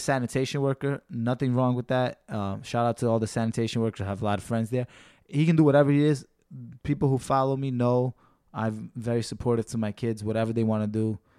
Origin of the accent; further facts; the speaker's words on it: New York, United States; being that I'm a local guy, I'm from New York